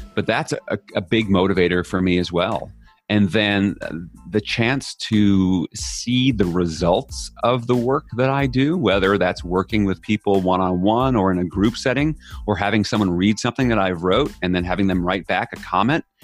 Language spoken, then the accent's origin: English; New York, United States; I'm from New York